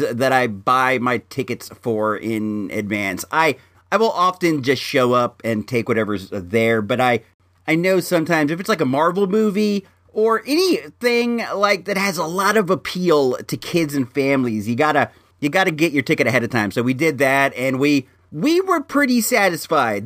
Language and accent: English; Santa Rosa, California, United States; also born or lived in Illinois; When I was a youth coming up in Ringgit Valley up there in good old Santa Rosa